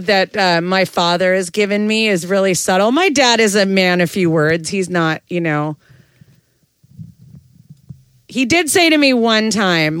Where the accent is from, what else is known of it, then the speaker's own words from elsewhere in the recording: Montana, United States; I got into school in Missoula because it was my home state